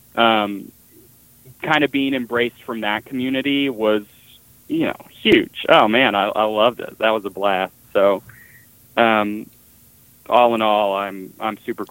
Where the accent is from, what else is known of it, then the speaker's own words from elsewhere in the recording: Dallas, Texas, United States; Growing up in Dallas